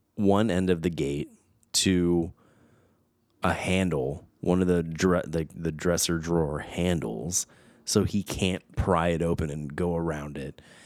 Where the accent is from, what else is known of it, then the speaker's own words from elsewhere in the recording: United States; I was born in America, but I was raised Portuguese